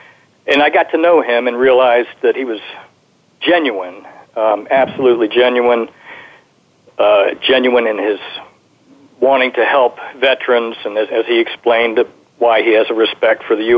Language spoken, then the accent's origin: English; Virginia, United States; Virginia, but not France.